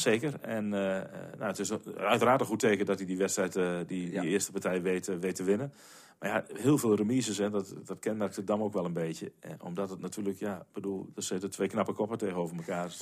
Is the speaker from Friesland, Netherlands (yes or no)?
no; Nieuw-Amsterdam, Drenthe, Netherlands; in Nieuw-Amsterdam, waar ik, waar ik vandaan kom